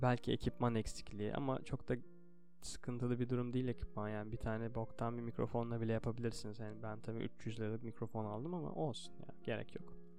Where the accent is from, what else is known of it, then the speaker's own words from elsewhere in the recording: Turkey; burada doğdum, bu dili konuşuyorum